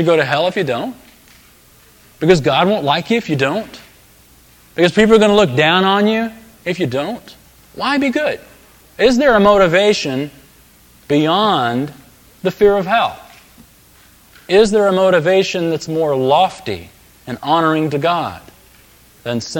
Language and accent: English; United States; as an American Christian